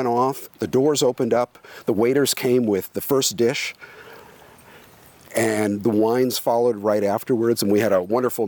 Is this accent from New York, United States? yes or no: yes; New York, United States; moved away as an adult; also born or lived in France / Marin County, California; now in Oregon, United States; I'm from New York